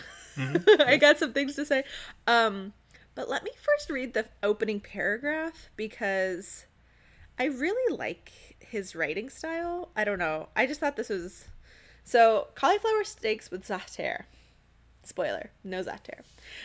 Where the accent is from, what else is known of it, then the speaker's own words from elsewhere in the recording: Cairo, Cairo Governorate, Egypt; So growing up in Cairo and like traveling and living there various times in my life, like we'd come home with bags of za'atar